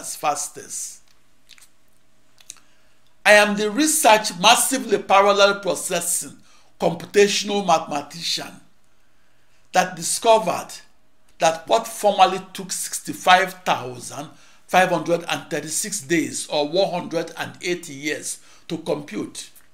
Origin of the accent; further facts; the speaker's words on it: Akure, Ondo, Nigeria; also born or lived in Onitsha, Nigeria; now in United States; I was born in the late afternoon of August 23, 1954, in Akure, in the heart of Yoruba land, in the then British West African colony of Nigeria